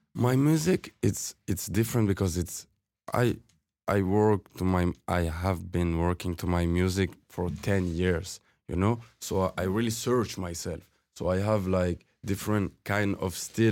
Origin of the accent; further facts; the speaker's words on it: Fribourg, Switzerland; English is a second language; moved away as an adult; also born or lived in Algeria; now in Toronto, Canada; I grew up in Switzerland.